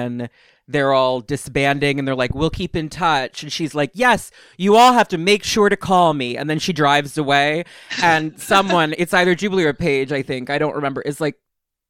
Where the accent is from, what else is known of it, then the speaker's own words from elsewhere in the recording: New York, United States; I'm from New York